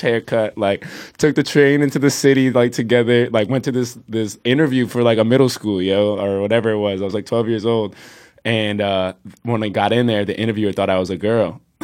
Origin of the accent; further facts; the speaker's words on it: Plainfield, New Jersey, United States; moved away as an adult; also born or lived in California; now in Newark, United States; I'm originally from Plainfield, New Jersey